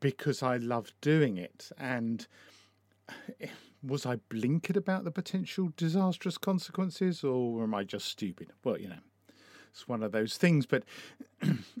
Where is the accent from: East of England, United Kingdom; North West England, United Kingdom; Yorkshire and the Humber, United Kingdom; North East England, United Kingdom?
East of England, United Kingdom; Essex; now in Brighton and Hove, United Kingdom; I was brought up in Essex and I've lived in Brighton and Hove for a long time.